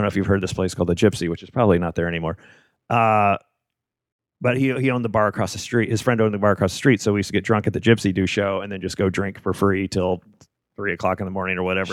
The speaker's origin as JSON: {"language": "English", "town": "Memphis", "region": "Tennessee", "country": "United States", "said": "I'm from Memphis"}